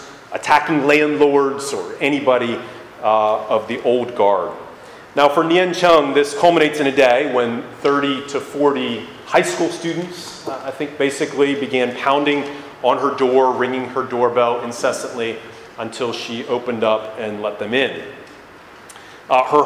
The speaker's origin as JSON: {"language": "English", "region": "Northern Virginia", "country": "United States", "tie": "born or raised there", "said": "I grew up in Northern Virginia here"}